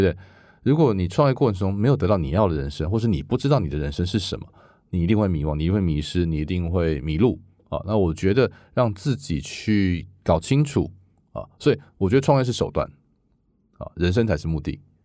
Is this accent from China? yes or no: no; Taiwan; moved away as an adult; now in Silicon Valley, United States; 我是台湾来的，而且我认识台湾很多制造业，我在台湾又组过一个物联网的这个生态系